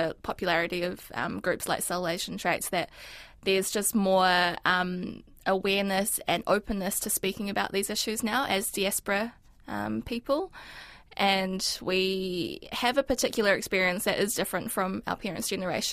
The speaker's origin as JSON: {"language": "English", "region": "Auckland", "country": "New Zealand", "tie": "born or raised there", "first_language": "Mandarin", "second_language": "English", "said": "I came to New Zealand when I was four, so that was over 20 years ago, and I've always lived in Tāmaki Makaurau"}